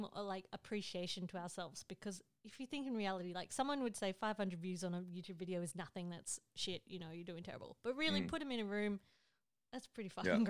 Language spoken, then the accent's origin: English; Australia; born or raised there; moved away